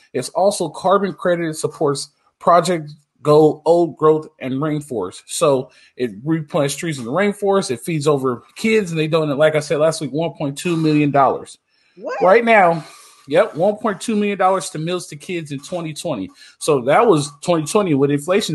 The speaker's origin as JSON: {"language": "English", "region": "Southern California", "country": "United States", "tie": "born or raised there", "said": "I grew up in Southern California, played football"}